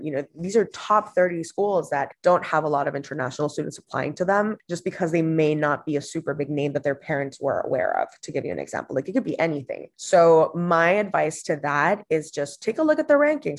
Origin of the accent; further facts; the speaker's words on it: Honduras; moved away as an adult; also born or lived in Boston; I was born and raised in Honduras in Central America